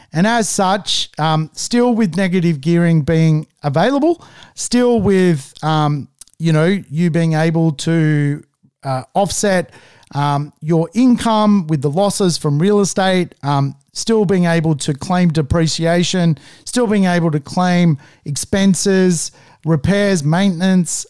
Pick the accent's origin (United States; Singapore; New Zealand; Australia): Australia